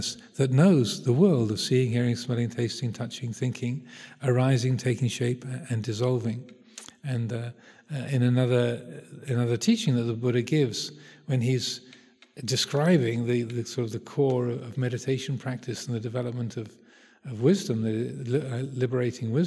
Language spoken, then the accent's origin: English; United Kingdom; speaking as a Brit